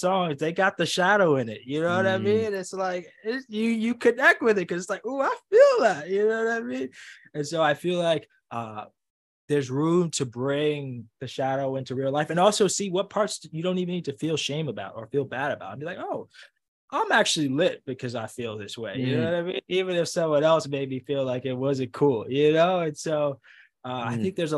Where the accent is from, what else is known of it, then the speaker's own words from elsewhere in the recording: New York City, New York, United States; growing up in the Bronx